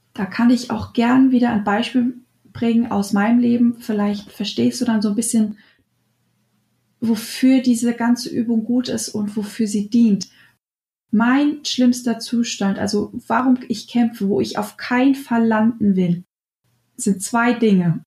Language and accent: German; Germany; bei uns in Deutschland